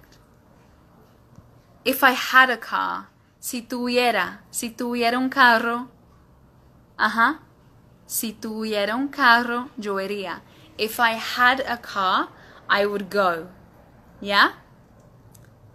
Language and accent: English; United Kingdom; accent: British English; In my British English accent